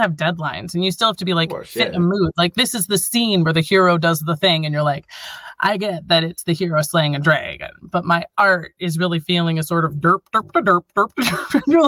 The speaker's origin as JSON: {"language": "English", "town": "Wisconsin Rapids", "region": "Wisconsin", "country": "United States", "tie": "born or raised there", "said": "I grew up on Wisconsin Street in Wisconsin Rapids, Wisconsin"}